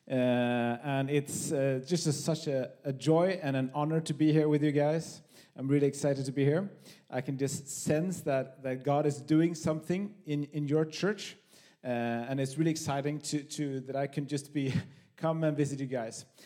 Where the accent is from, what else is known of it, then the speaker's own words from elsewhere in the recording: Höör, Skåne, Sweden; also born or lived in Copenhagen; now in Malmö, Sweden; I'm from Sweden, from Höör, the great city of Höör, in the middle of Skåne.